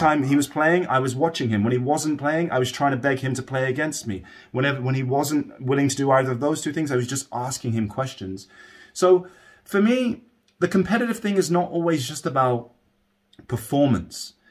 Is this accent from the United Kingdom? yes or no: yes; United Kingdom; I grew up just outside of London, England